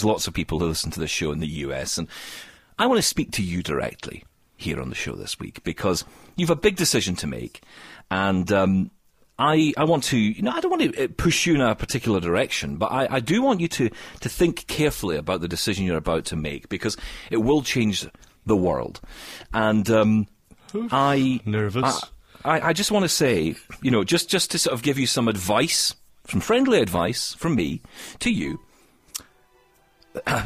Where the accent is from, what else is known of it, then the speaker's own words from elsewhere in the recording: Scotland, United Kingdom; I'm Scottish